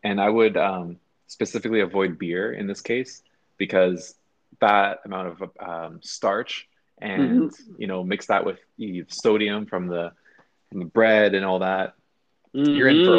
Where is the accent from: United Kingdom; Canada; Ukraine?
Canada; we are both dealing with being Canadian citizens.